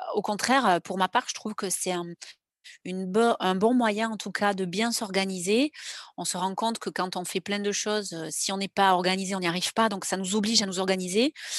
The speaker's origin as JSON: {"language": "French", "town": "Grenade-sur-l'Adour", "region": "Nouvelle-Aquitaine", "country": "France", "tie": "born or raised there", "also_born_or_lived": "Mont-de-Marsan", "said": "j'ai grandi à côté de Mont-de-Marsan, euh, dans un petit village à Grenade-sur-la-Dour"}